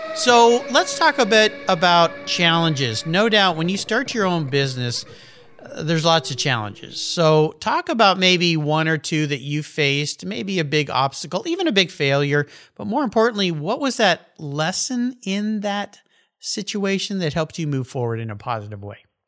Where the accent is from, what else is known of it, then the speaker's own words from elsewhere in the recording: Southern California, United States; growing up in Southern California as I did